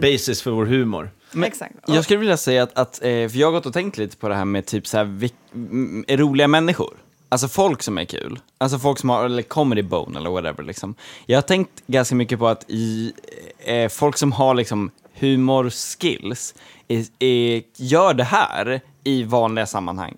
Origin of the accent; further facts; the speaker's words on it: Gotland, Sweden; som gotlänning